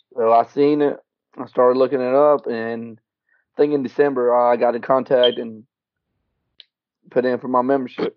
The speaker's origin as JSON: {"language": "English", "town": "Salisbury", "region": "North Carolina", "country": "United States", "tie": "born or raised there", "also_born_or_lived": "Mexico City, Mexico / Dallas, Texas", "said": "my family moved to Salisbury, North Carolina, and I've been there"}